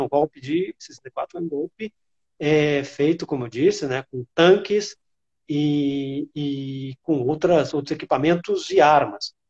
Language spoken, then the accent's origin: Portuguese; Rio de Janeiro, Brazil; moved away; also born or lived in interior of Rio Grande do Sul; Eu morava no, nos anos 80 no interior do Rio Grande do Sul, sou carioca, passei é, 10 anos morando no interior do Rio Grande do Sul